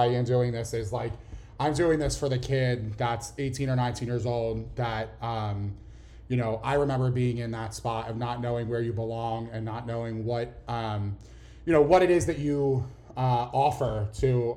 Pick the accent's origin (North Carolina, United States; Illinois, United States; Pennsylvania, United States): Pennsylvania, United States; Philadelphia; accent: Philly; I grew up in Philly, born and raised. I don't know if you could tell by my thick Philly accent